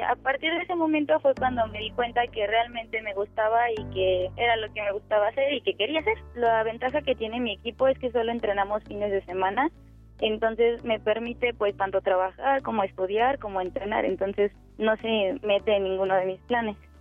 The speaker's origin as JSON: {"language": "Spanish", "region": "Mexico City", "country": "Mexico", "tie": "born or raised there", "said": "Yo nací aquí en la Ciudad de México, en el Hospital Troncoso, el 31 de mayo de 1998"}